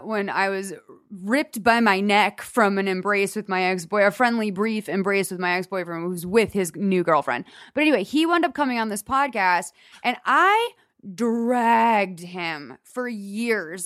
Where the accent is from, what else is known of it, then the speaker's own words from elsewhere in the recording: Boston, Massachusetts, United States; now in Los Angeles, United States; we grew up in Boston